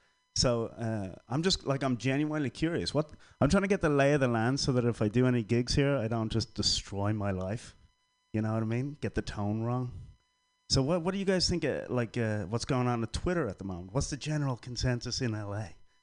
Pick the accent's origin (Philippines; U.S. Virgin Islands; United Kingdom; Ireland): Ireland; now in San Francisco, United States; That to me, as an Irishman who lived between Catholic and Protestant, that says like we're not allowed to say how we feel, and there's an awful lot of pressure to feel a certain way. But I'm Irish